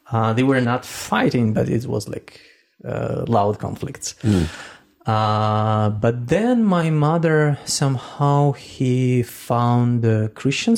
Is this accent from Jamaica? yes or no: no; Russian Far East, Russia; now in Ukraine; I was born in Russia, actually in the far east of Russia, somewhere next to China